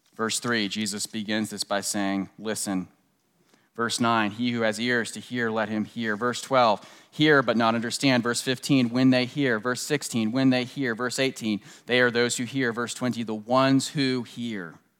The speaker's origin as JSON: {"language": "English", "town": "Washington", "region": "District of Columbia", "country": "United States", "tie": "born or raised there", "moved": "yes", "said": "I grew up right outside of Washington, uh, D C in the suburbs."}